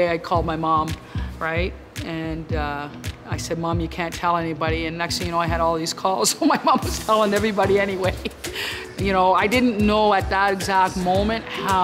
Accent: Toronto, Ontario, Canada; When I was a young kid growing up in Toronto, Ontario, Flemington Park

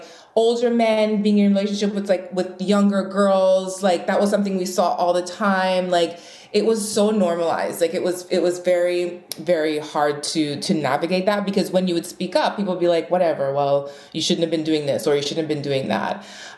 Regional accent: Trinidad & Tobago; born there; I was born in Trinidad, and my parents came to Montreal first during a recession in Trinidad.

